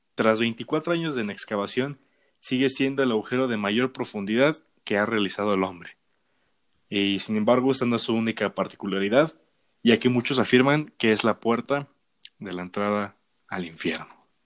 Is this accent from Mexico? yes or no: yes; Mexico; somos mexicanos